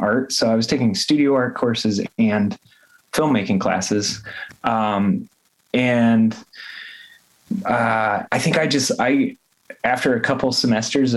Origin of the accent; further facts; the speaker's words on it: southwestern New Hampshire, United States; now in Baltimore, United States; I grew up in rural New Hampshire, kind of southwestern New Hampshire in the woods.